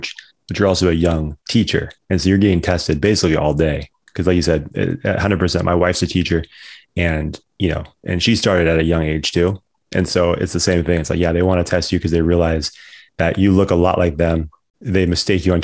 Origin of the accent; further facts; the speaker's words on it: Orangevale, California, United States; I grew up in Orangeville my whole life.